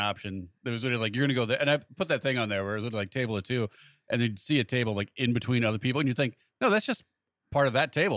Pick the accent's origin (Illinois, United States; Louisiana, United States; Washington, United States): Illinois, United States; Montgomery; actually from Montgomery.